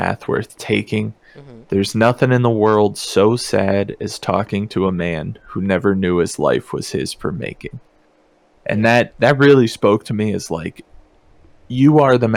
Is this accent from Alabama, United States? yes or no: no; mountains of Virginia, United States; moved away as an adult; also born or lived in Kansas; now in Bay Area, California, United States; I grew up, as I mentioned before, extremely small town in the mountains of Virginia